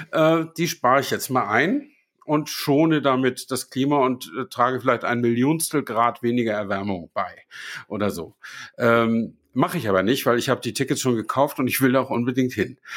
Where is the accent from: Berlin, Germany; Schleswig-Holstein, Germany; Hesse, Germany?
Schleswig-Holstein, Germany; Flensburg; fahre ich äh, nach Flensburg, äh, da wo ich herkomme.